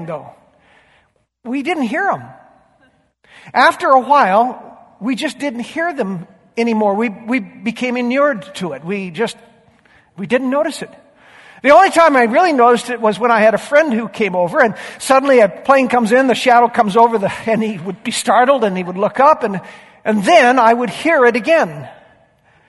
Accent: Yakima, Washington, United States; I grew up in Yakima, on a wonderful little 3-acre alfalfa ranch

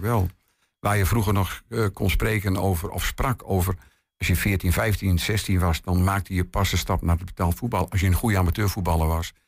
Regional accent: the north of the Netherlands, Netherlands; moved away as an adult; also born or lived in Drachten; now in Twente, Netherlands; Ik ben een Noorderling van oorsprong

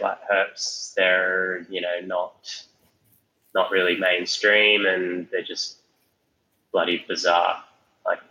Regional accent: Alice Springs, Northern Territory, Australia; now in Blue Mountains, Australia; I'm more from Alice Springs

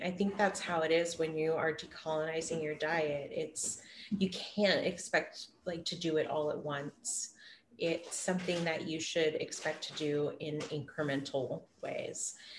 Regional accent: Hoopa, California, United States; And where I grew up in Hoopa, it was a major trade hub.

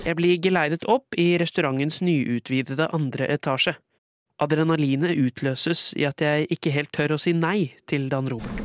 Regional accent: Skien, Vestfold og Telemark, Norway; min hjemby Skien

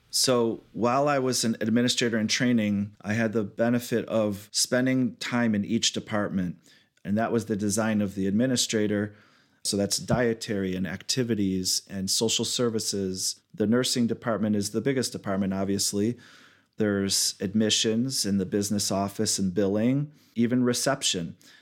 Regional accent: Southfield, Michigan, United States; I was born and raised in Michigan, Southfield area, near Oak Park

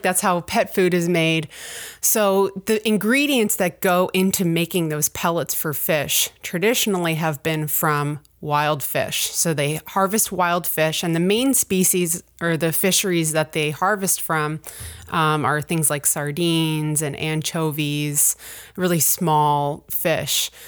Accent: Ontario, Canada; now in Truro, Canada; I grew up in Ontario

